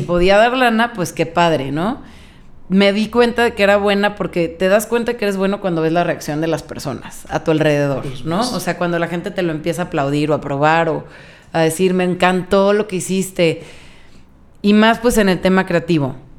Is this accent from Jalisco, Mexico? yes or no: yes; Guadalajara, Jalisco, Mexico; yo nunca me fui de Guadalajara. O sea, nunca había vivido en otro lugar.